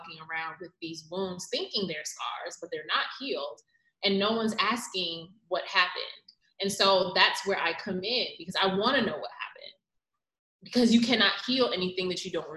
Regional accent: New York City, New York, United States; Growing up in New York City, in Queens, New York, my mom and I would take the F train.

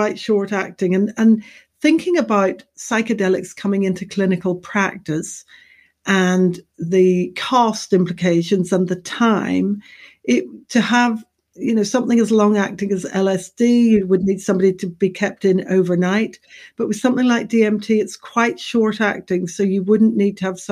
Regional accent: Ireland; also born or lived in Manchester; now in United Kingdom; Being Irish

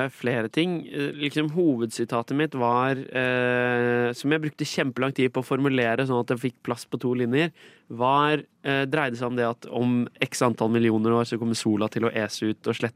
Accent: Skien, Vestfold og Telemark, Norway; Når jeg var tolv år gammel, sendte jeg en mail til restaurantkjeden Egon og spurte hvorfor ikke de holdt til i min hjemby Skien.

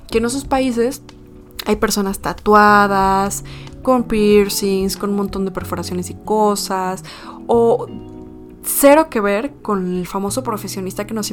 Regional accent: Puebla, Mexico; Yo me considero poblana

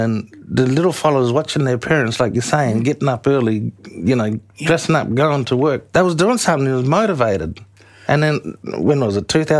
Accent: Northam, Western Australia, Australia; You know, I grew up in Northam.

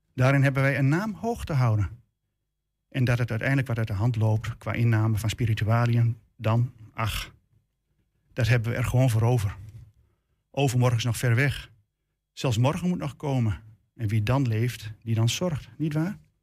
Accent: Enschede, Overijssel, Netherlands; Ik ben al bijna 58 jaar Enschedeer. De stad waar ik geboren ben is mijn behang.

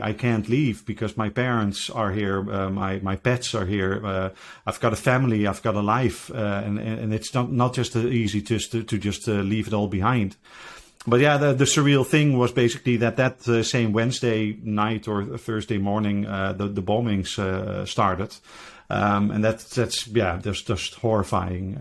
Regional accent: Netherlands; I'm from the Netherlands

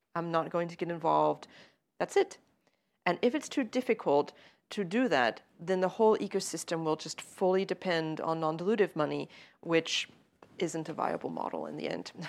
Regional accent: United States; I say that as an American

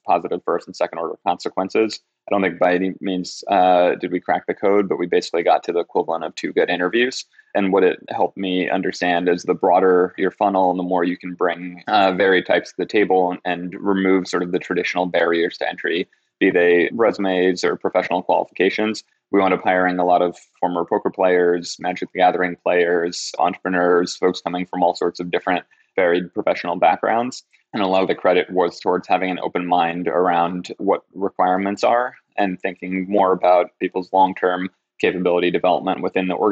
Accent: New York City, New York, United States; I grew up in Rockaway, Queens

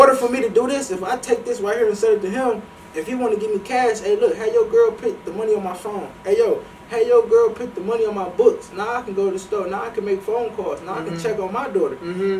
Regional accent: Ohio, United States; So, I'm from Ohio, so I'm with Northeast.

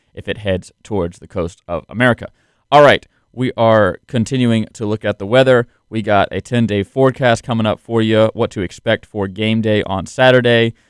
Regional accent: the South, United States; As a Southerner

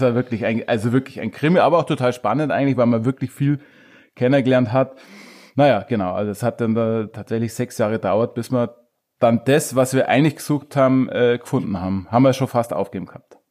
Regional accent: Truchtlaching, Bavaria, Germany; moved away as an adult; also born or lived in Munich; ich bin selber auf einem kleinen Dorf eben aufgewachsen in Tranweicher

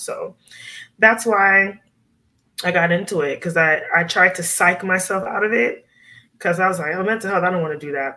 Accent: Miami, Florida, United States; growing up in Miami, we were around a lot of Cuban people.

